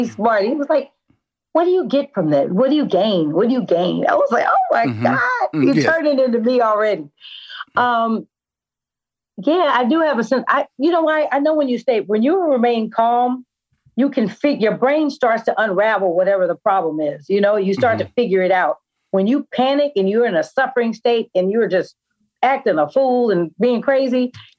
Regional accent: Oakland, California, United States; I'm from Oakland, and I'm savvy enough to tell when it's going in the wrong direction.

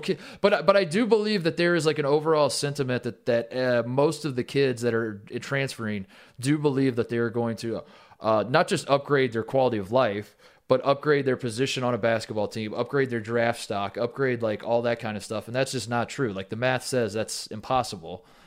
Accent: Indiana, United States; I, I grew up in Indiana

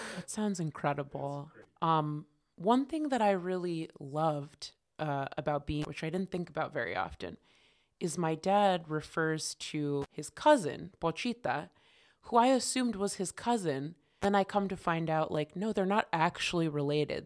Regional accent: Connecticut, United States; definitely grew up in Connecticut

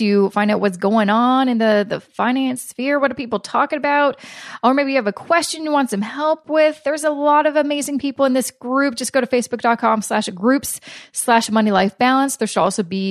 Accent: Canada; I'm Canadian

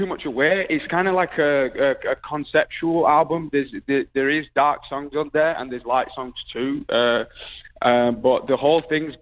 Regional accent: Bradford, Yorkshire and the Humber, United Kingdom; I'm from Bradford

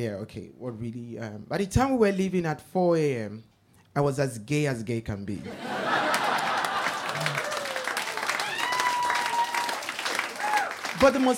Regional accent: Nigeria; growing up in Nigeria

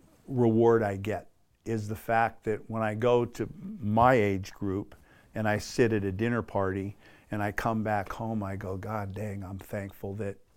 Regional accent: Australia; I know what I sound like, but I'm an Aussie. You know, like there's, you know, the green and gold, just that's country. And it's like, man, this is my country. These are my people.

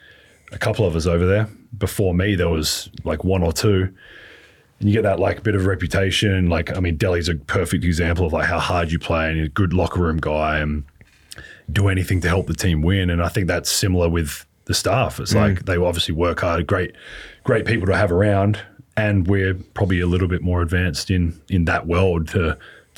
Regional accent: Adelaide, South Australia, Australia; moved away; also born or lived in Melbourne; I was from Adelaide

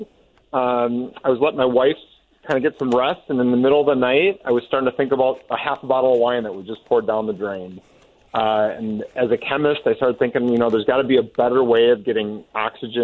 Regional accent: northern Wisconsin, United States; now in Iowa, United States; I actually grew up in Wisconsin

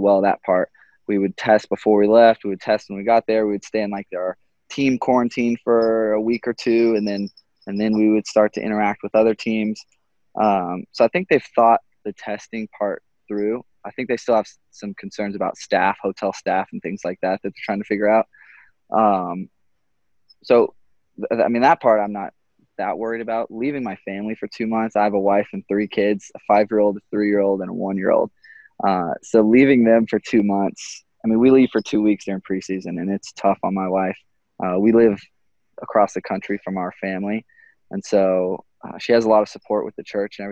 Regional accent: Texas, United States; moved away; I grew up in Texas where no one really played soccer that much.

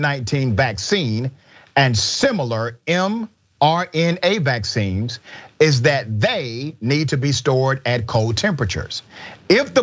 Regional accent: the South, United States; I'm from the South

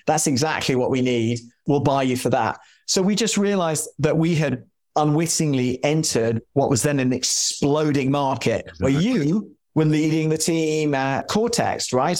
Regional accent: London, United Kingdom; moved away as an adult; And I grew up in London in Chelsea

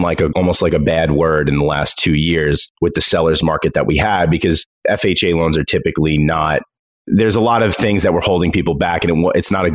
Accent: Long Island, New York, United States; I grew up in Long Island, but I moved to New York City for a little while

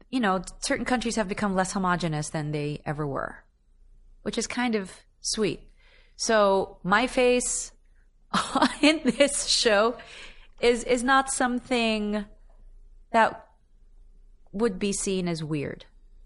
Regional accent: Philippines; I mean, I come from an island nation. I come from the Philippines.

